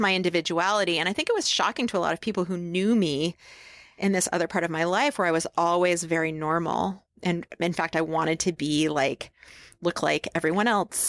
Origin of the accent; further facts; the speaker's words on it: upstate New York, United States; now in Portland, United States; I was born in upstate New York